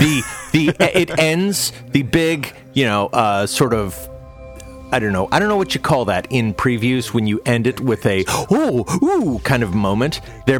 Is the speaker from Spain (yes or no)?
no; Canada; I'm actually Canadian.